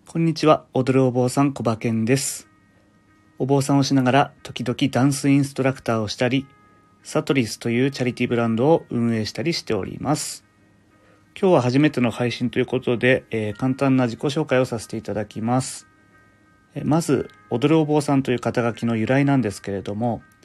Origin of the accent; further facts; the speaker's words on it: Fukushima, Japan; 僕の出身が福島県なので